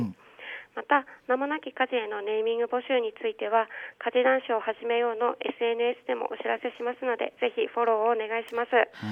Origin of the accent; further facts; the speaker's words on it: Shichinohe, Aomori, Japan; also born or lived in Sendai; 七戸町出身で、えっと、緑豊かで野生の猿や鹿に遭遇するような 自然の中で育ちました